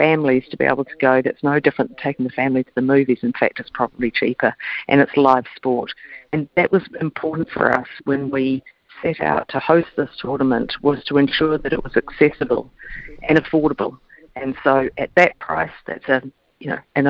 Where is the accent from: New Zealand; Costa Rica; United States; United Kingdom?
New Zealand; as a New Zealander